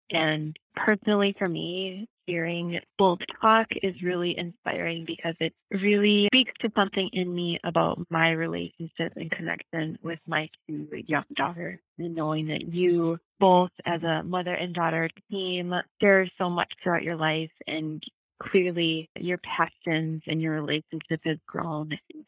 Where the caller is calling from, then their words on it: Southeast Wisconsin, United States; I am calling from Southeast Wisconsin, and it is a beautiful, breezy July day here.